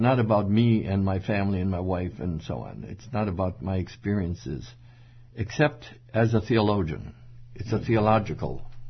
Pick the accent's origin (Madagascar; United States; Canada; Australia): Madagascar; And I was 1 year old, actually, when they dragged me out there. And growing up in Madagascar, one word was upon my consciousness, and it was the word elsewhere.